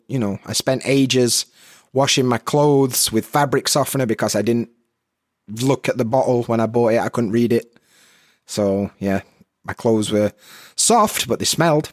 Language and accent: English; Sheffield, Yorkshire and the Humber, United Kingdom; accent: Yorkshire; moved away as an adult; now in Japan; I was born and raised in Sheffield, South Yorkshire, in England. And that means, obviously, I've got a bit of a Yorkshire accent.